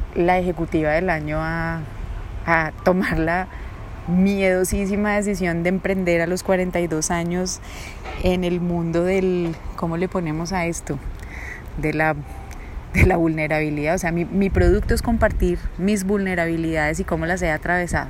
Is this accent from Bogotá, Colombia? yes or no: yes; Bogotá, Colombia; also born or lived in Bucaramanga; nací en Bucaramanga, papás los dos bumangueses, muy chiquita me, fui a vivir a Bogotá porque trasladaron a mi papá desde el año y medio, entonces realmente soy bumanguesa pero muy muy arrolada, estudié todo mi colegio en Bogotá